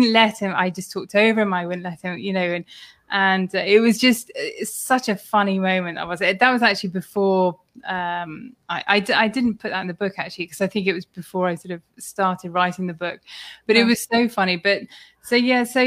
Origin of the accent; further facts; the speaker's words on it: United Kingdom; he heard my accent and he said, oh, where are you from? So I said the UK